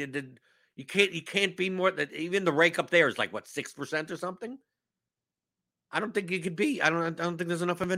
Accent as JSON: {"language": "English", "region": "New York", "country": "United States", "said": "I've seen Hamilton here. I came from New York. I don't need that."}